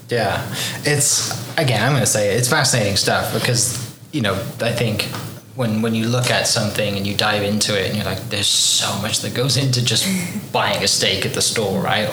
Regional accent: Wales, United Kingdom; now in Oklahoma, United States; I'm from Wales in the UK

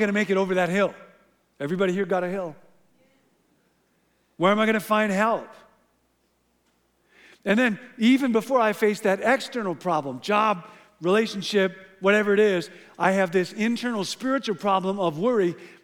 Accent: Illinois, United States; moved away; I grew up in Illinois

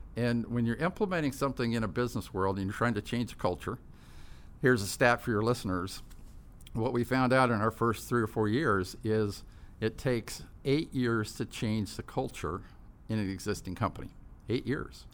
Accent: Tustin, California, United States; also born or lived in Fort Campbell, Kentucky / Midway City, California; we moved to Tustin, up in Orange County, and grew up there

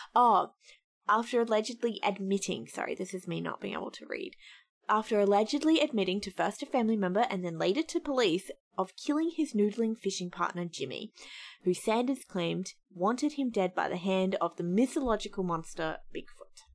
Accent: Australia; as an Australian

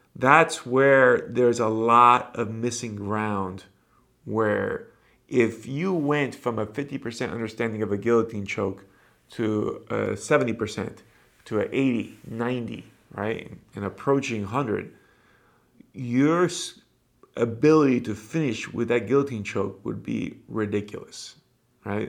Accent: Miami, Florida, United States; Back home, at least in my hometown, Miami

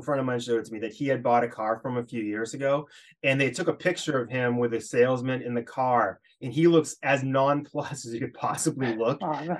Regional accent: Hopkinton, Massachusetts, United States; now in Amherst, United States; we grew up around the Hopkinton area, so where the Boston Marathon starts. It's 26.2 miles away from Boston

